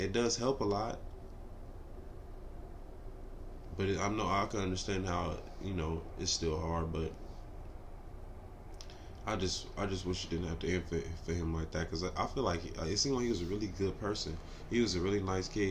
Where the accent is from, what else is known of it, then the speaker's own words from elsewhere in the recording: Los Angeles, California, United States; I'm from Watts, bro. I grew up in Watts, California.